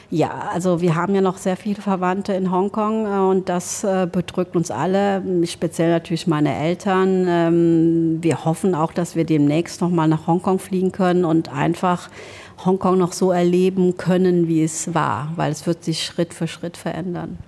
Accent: Germany; also born or lived in Laos; now in Trier, Germany; dass man die Möglichkeit hatte, auch ziemlich frei in Deutschland aufzuwachsen

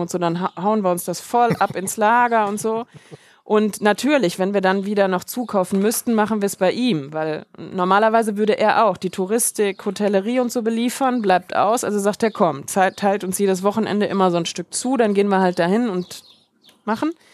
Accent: Germany; moved away; Wir sind halt Deutsche schon aus Deutschland

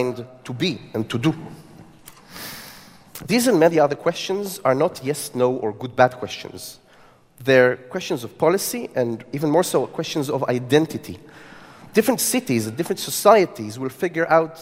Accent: Tel Aviv, Tel Aviv District, Israel; my city, Tel Aviv, my hometown

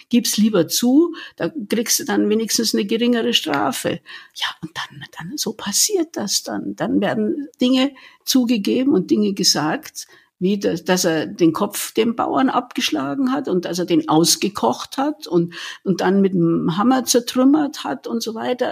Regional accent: Munich, Bavaria, Germany; geborene Münchnerin

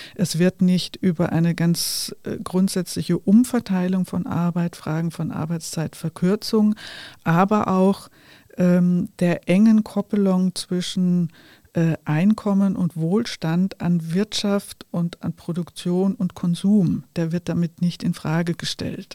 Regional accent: Germany; ich bin in einer Zeit in Deutschland groß geworden

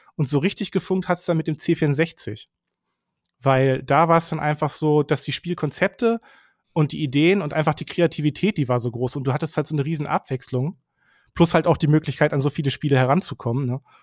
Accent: southern Lower Saxony, Germany; also born or lived in Bielefeld; ich bin mhm. aufgewachsen so in, in Südniedersachsen

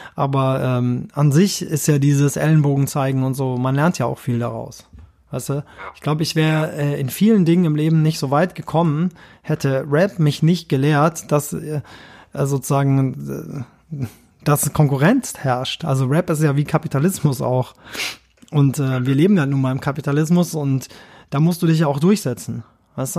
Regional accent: Kirchheim unter Teck, Baden-Württemberg, Germany; Ich komme ja aus Kirchheim unter Tech, das ist so eine Kleinstadt.

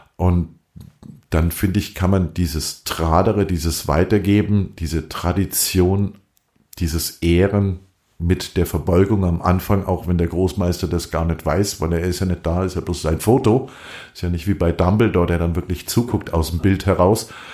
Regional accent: Germany; bei uns in Deutschland

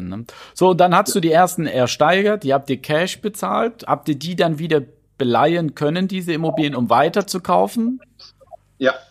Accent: Oschatz, Saxony, Germany; ich, bin, ich, bin, in Oschatz geboren.

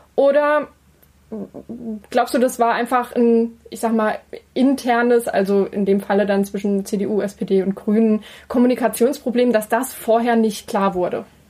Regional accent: Saxony, Germany; bei uns in Sachsen

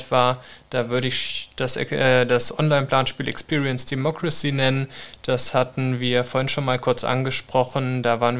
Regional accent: Hesse, Germany; Äh, ich komme ja eigentlich aus Nordhessen. Da war ich jetzt ein Jahr in Wiesbaden.

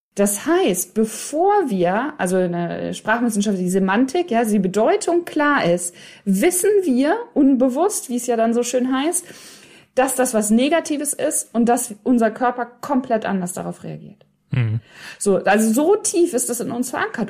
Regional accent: Hiddenhausen, North Rhine-Westphalia, Germany; moved away; also born or lived in England; Meine Heimat ist ein Dorf, das heißt Hiddenhausen

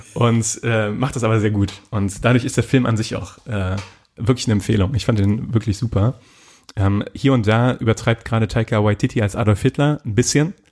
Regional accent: Germany; als Deutscher oder in Deutschland

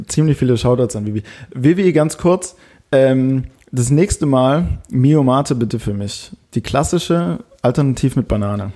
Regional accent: Germany; bei uns in Deutschland

